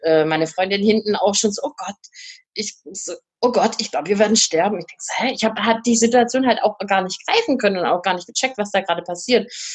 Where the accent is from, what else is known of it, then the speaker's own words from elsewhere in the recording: Germany; wo ich herkomme und dann äh, Deutschland gesagt